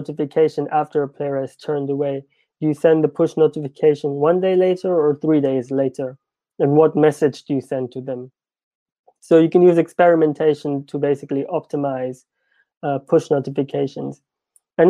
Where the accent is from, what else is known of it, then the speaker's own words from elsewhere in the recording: India; me being Indian